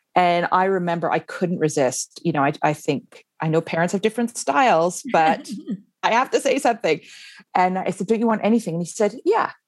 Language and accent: English; Canada; moved away as an adult; now in Iceland; I grew up in Canada